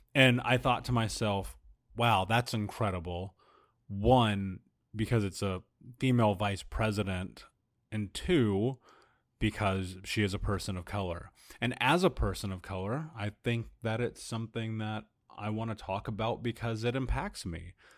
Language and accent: English; United States